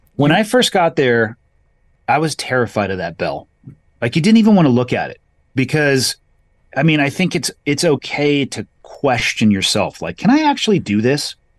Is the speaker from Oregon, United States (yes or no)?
no; California, United States; solidly middle class growing up on the West Coast, uh, in California at a beach town